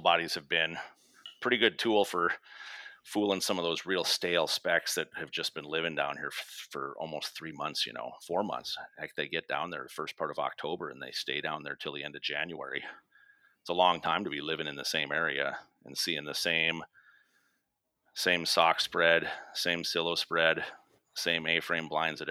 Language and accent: English; North Dakota, United States; growing up in North Dakota